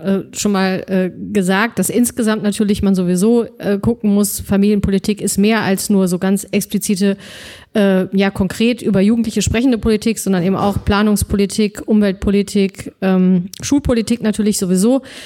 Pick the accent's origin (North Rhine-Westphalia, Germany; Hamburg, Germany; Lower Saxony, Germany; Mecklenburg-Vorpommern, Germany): North Rhine-Westphalia, Germany; Solingen; Bergischen Land aufgewachsen, äh, in, in Solingen